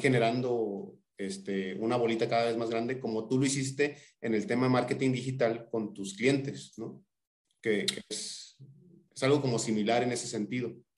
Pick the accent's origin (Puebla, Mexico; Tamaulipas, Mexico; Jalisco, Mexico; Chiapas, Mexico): Tamaulipas, Mexico; Tampico; somos paisanos, somos, somos de Tampico